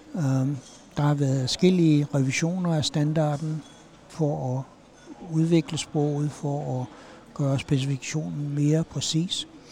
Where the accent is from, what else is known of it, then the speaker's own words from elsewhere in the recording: Aarhus, Central Denmark Region, Denmark; now in United States; jeg er fra Aarhus.